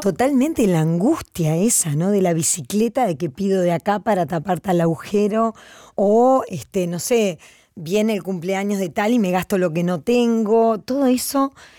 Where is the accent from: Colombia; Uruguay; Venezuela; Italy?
Uruguay; como uruguayos somos una sociedad